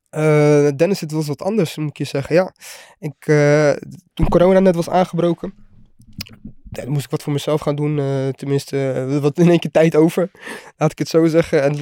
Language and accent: Dutch; The Hague, South Holland, Netherlands; Ehm, rustig. Ja, ik, deed, ik zat op de HAVO.